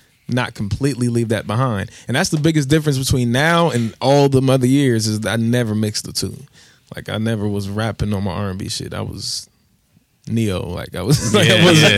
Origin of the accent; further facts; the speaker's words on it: Columbus, Ohio, United States; I'm from Columbus